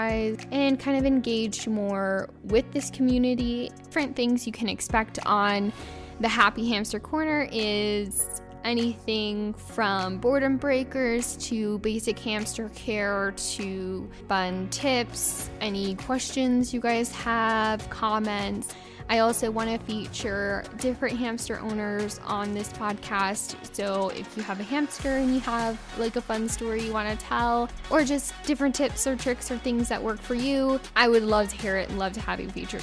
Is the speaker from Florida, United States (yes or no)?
no; Colorado, United States; I'm from the United States, over in Colorado